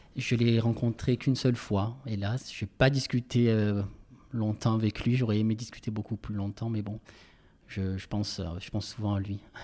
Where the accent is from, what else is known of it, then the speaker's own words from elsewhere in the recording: Marseille, Provence-Alpes-Côte d'Azur, France; accent: Marseillais; moved away; also born or lived in Paris; j'ai toujours mon accent, mon accent marseillais qui est assez fort